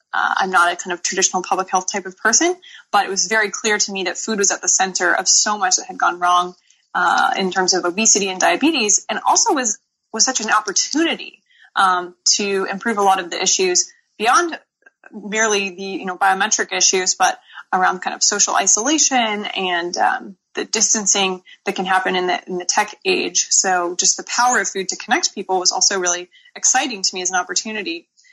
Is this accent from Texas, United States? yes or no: no; Seattle, Washington, United States; moved away as an adult; also born or lived in Tuscany, Italy; now in San Francisco, United States; I live in San Francisco. I'm actually originally from Seattle, Washington. I'm a proud Pacific Northwesterner